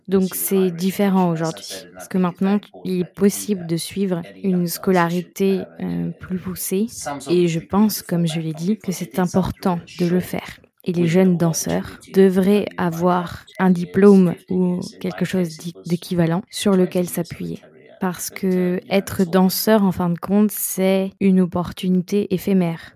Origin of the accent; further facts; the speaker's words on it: Sweden; moved away as an adult; also born or lived in Soviet Union (Kyiv); chez moi en Suède, où j'étais.